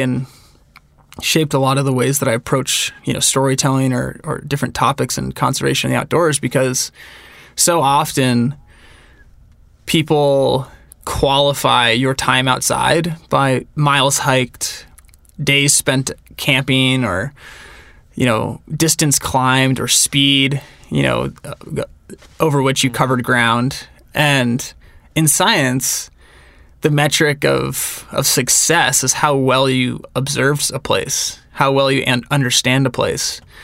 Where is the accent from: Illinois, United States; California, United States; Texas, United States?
California, United States; Northern; moved away as an adult; now in Bozeman, United States; I grew up in Northern California